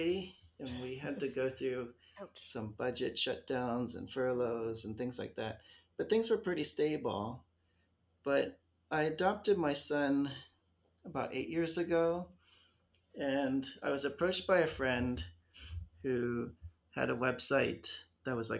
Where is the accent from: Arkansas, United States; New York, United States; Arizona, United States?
Arizona, United States; moved away; I grew up in Arizona